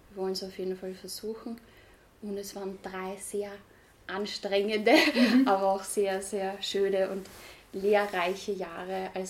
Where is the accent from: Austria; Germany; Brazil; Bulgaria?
Austria; Aber es gab auch nicht wirklich was, gerade bei uns in Österreich, das sich wirklich auf veganes Backen konzentriert